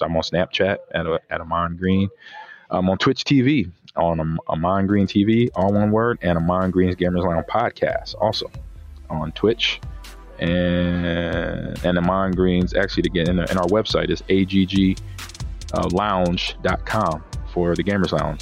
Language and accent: English; Omaha, Nebraska, United States; moved away; Omaha, Nebraska, my hometown